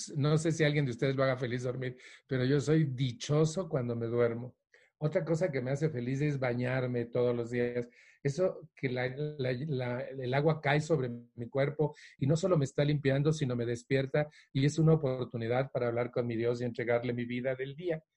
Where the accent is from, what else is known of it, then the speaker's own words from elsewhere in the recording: Mexico; also born or lived in Mexico City; la Ciudad de México, donde yo vivo